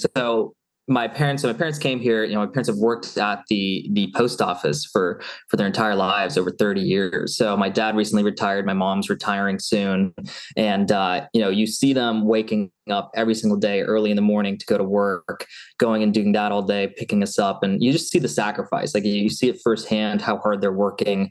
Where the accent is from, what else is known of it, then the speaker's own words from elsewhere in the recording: Seattle, Washington, United States; moved away as an adult; also born or lived in Eugene, Oregon / Los Angeles / Arizona; So born and raised in Seattle